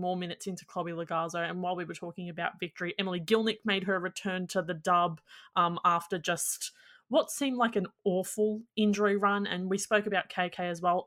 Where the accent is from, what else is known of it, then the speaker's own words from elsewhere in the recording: Australia; as an Australian